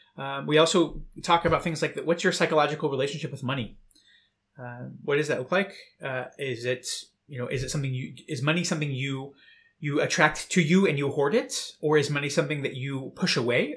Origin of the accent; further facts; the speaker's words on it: United States; moved away as an adult; now in Berlin, Germany; I'm originally from the United States